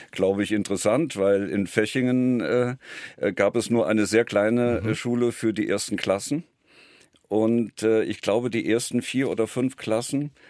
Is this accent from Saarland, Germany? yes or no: yes; Saarland, Germany; accent: Saarland; now in Berlin, Germany; ich als ich damals nach Berlin gegangen bin, jahrelang mit eiserner Akribie äh, mir meinen saarländischen Akzent abtrainiert